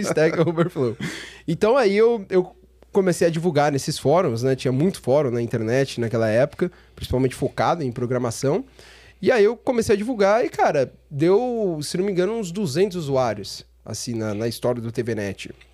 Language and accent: Portuguese; São Paulo, Brazil; also born or lived in Praia Grande; eu sou de São Paulo. Nasci, nasci na região da, da Zona Sul, né? Ali na Saúde